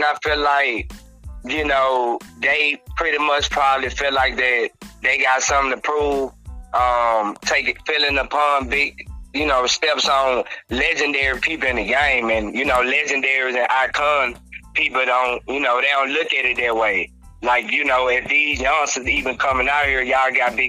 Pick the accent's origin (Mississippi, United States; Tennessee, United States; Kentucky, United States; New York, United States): Mississippi, United States; Greenville; also born or lived in Jackson, Mississippi; I was born in Jackson. And I was raised in Greenville, Mississippi.